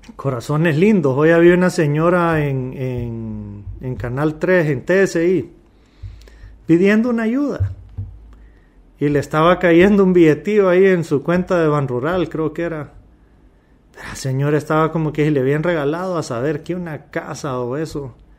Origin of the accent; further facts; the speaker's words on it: Honduras; como hondureños